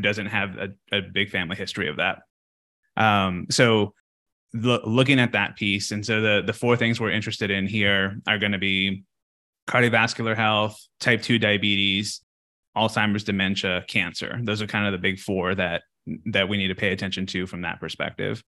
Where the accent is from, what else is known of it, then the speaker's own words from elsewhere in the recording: Texas, United States; moved away; I'm from Texas, so we we have a like a, a ranch uh, back at home